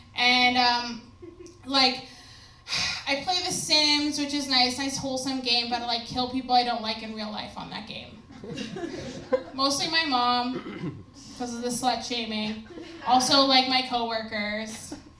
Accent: New Brunswick, Canada; I'm from New Brunswick

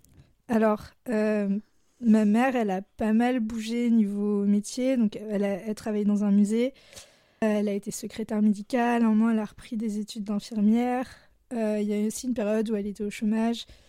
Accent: Blois, Centre-Val de Loire, France; moved away as an adult; also born or lived in Lyon; now in Grenoble, France; j'ai grandi à Blois, qui est une ville entre, euh, Tours et Orléans

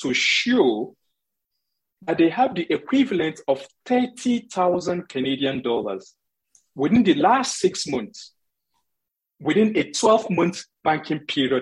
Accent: Nigeria; as a Nigerian

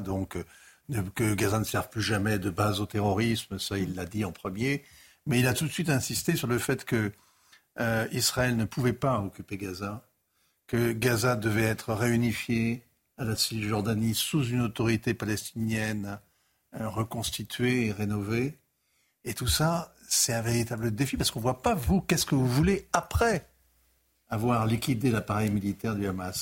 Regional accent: France; je suis un Français d'aujourd'hui

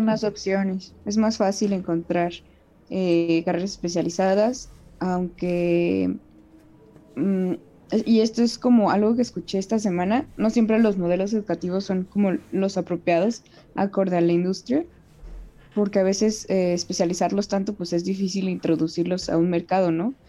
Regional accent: Querétaro, Mexico; yo soy de Querétaro

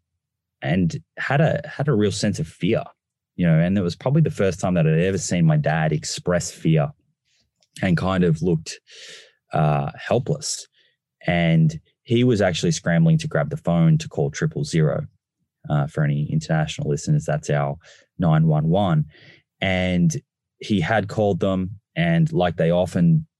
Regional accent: Melbourne, Victoria, Australia; I grew up in Melbourne

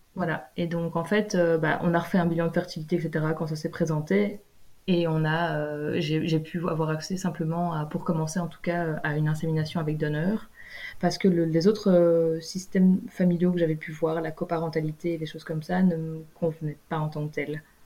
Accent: Belgium; moved away as an adult; en vivant en Belgique, en étant belge

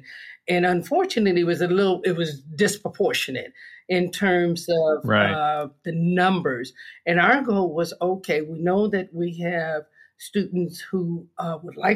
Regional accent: Los Angeles, California, United States; I'm a native of California. I was born and raised in Los Angeles.

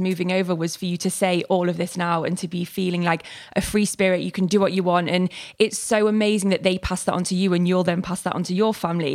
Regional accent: Manchester, North West England, United Kingdom; accent: northern; now in London, United Kingdom; when I'm with my family, I'm from Manchester, I go really northern.

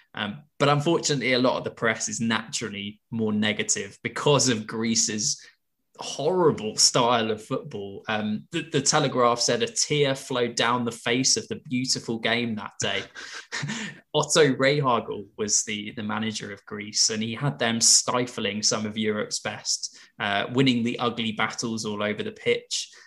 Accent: England, United Kingdom; as English football fans

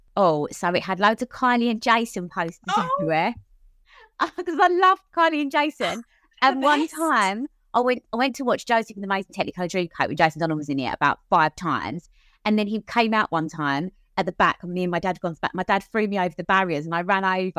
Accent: Cheshunt, East of England, United Kingdom; I grew up in Hertfordshire, Cheshunt in Hertfordshire.

